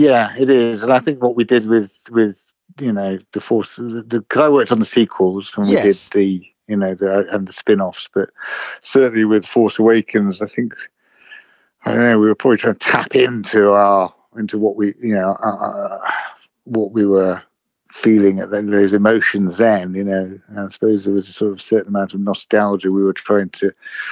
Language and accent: English; England, United Kingdom; I grew up in the UK, in England, in all over the place, really. But I lived in London for 30 years. So I suppose I'm sort of from here now.